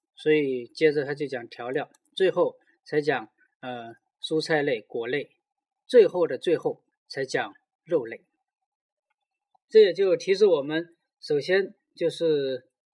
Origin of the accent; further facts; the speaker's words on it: China; 作为中国人